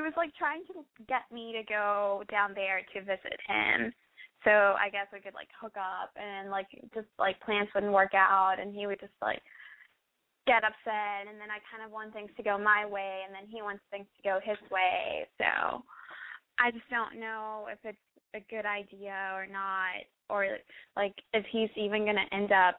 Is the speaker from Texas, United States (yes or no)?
yes; Austin, Texas, United States; I'm from Texas, and I'm 19